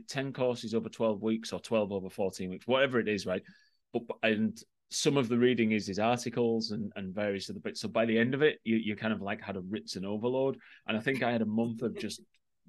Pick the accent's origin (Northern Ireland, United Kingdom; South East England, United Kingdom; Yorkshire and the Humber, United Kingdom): Yorkshire and the Humber, United Kingdom; also born or lived in Ireland; as a Yorkshireman